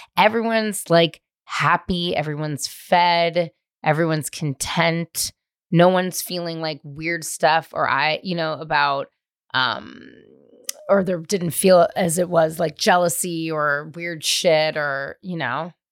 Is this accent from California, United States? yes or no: yes; California, United States; I grew up in California